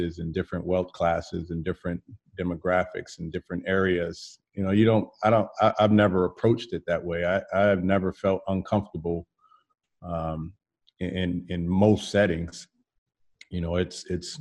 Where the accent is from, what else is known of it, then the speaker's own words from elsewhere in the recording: San Jose, California, United States; now in Atlanta, United States; I grew up in San Jose